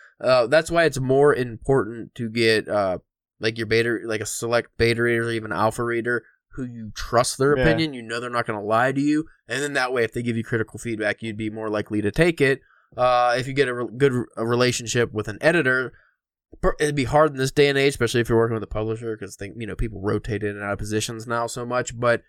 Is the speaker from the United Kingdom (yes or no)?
yes; England, United Kingdom; because I'm English